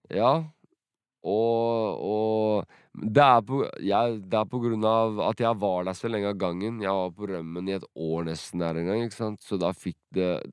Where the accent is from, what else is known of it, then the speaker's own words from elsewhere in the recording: Sandefjord, Vestfold, Norway; also born or lived in Drenica, Kosovo; Jeg vokste opp rundt hele Sandefjord, egentlig. Flytta mye rundt.